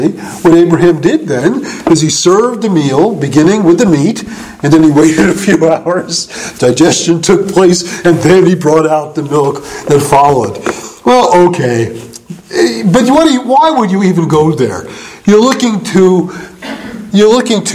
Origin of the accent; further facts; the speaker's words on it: United States; I'm an American, and I didn't have a Jewish identity